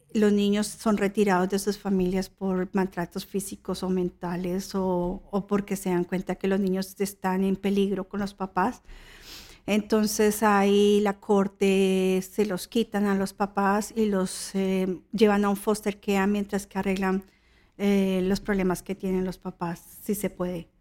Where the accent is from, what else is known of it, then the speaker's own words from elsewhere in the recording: Colombia; now in Australia; Yo soy colombiana.